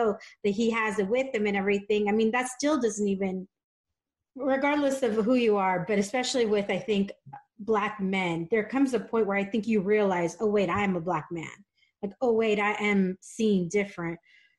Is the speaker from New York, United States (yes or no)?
no; San Diego, California, United States; moved away as an adult; also born or lived in Dallas, Texas; now in San Diego, United States; I also grew up in San Diego, where less than 7% of the population is Black here